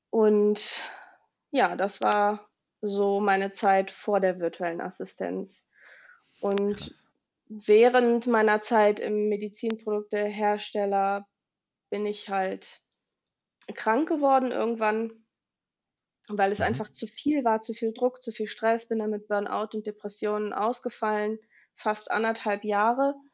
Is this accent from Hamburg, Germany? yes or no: no; Willich, North Rhine-Westphalia, Germany; ich komme aus NRW, ich wohne in der Nähe von Düsseldorf in einem kleinen Städtchen namens Willig.